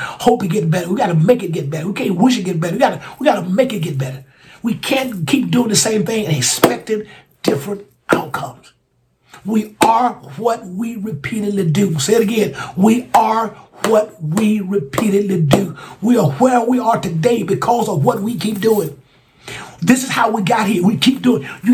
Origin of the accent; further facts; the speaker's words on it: Alabama, United States; Alabama, my home state. My home state of Alabama